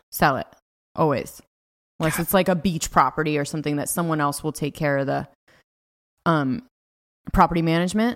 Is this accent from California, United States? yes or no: yes; California, United States; born or raised there; moved away as an adult; also born or lived in Los Angeles